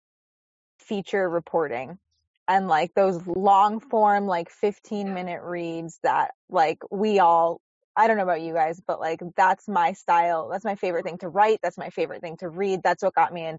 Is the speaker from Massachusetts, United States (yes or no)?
yes; Western Massachusetts, United States; my senior thesis in college about my hometown and like the soccer culture there and how intense it is, like in this small little Western Mass town